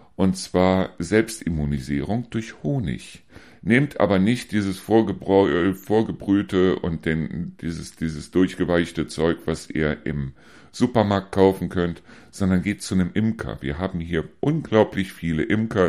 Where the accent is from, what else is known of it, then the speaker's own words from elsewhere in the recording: Neuss, North Rhine-Westphalia, Germany; now in Hesse, Germany; diese Pommesbuden, die es bei uns in Neuss damals immer wieder gegeben hat